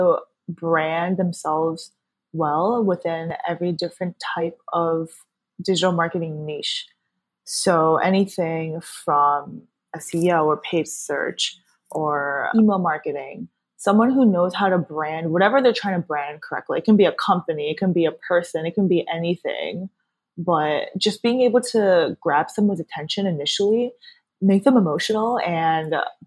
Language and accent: English; New Jersey, United States; So I was born and raised in Jersey. I've been living here my whole life